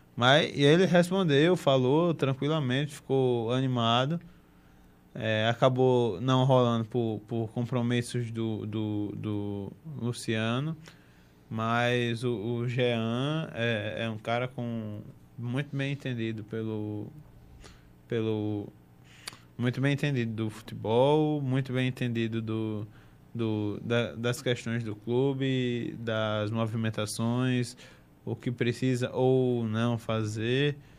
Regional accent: Northeast Region, Brazil; accent: sotaque puxado; era um menininho do, do, do Nordeste

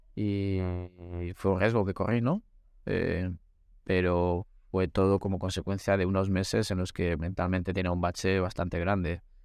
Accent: Valladolid, Castile and León, Spain; also born or lived in Segovia; yo soy un muchacho de Valladolid

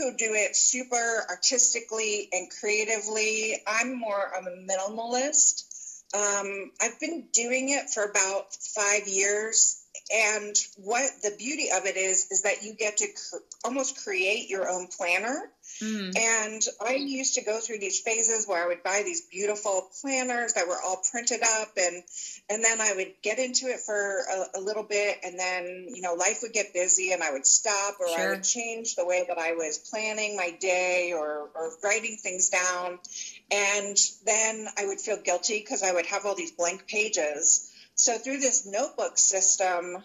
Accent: Philadelphia, Pennsylvania, United States; moved away as an adult; also born or lived in East Central Illinois; now in Illinois, United States; I grew up in the Philadelphia area and kind of made my way Midwest through a series of education and jobs

